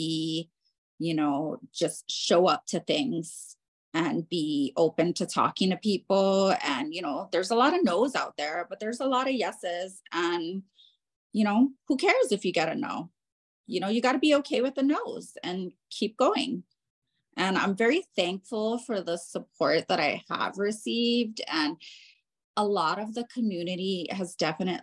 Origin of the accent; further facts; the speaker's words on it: Honolulu, Hawaii, United States; now in Central Park, Denver, United States; I'm originally from Honolulu, Hawaii, and the culture there is very different